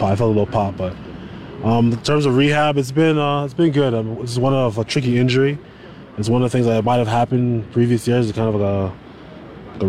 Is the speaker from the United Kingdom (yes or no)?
no; Toronto, Ontario, Canada; I won a Grey Cup in my hometown